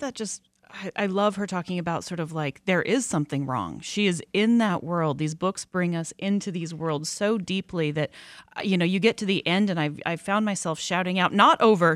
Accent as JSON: {"language": "English", "region": "Colorado", "country": "United States", "tie": "born or raised there", "said": "a young girl growing up in Colorado"}